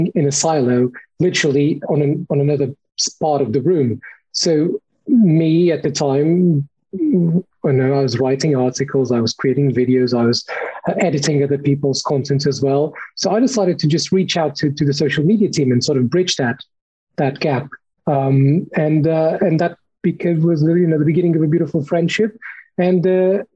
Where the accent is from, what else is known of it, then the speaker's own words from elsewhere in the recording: Lisbon, Portugal; moved away as an adult; also born or lived in Cornwall, United Kingdom; now in United Kingdom; I'm Portuguese, as you can probably tell from my weirdly pronounced name. I was born in Lisbon. I came to the UK about 8 years ago to study international journalism in Cornwall.